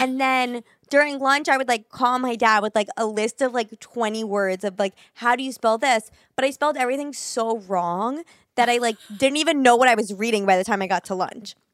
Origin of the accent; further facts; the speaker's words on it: New York City, New York, United States; growing up in New York City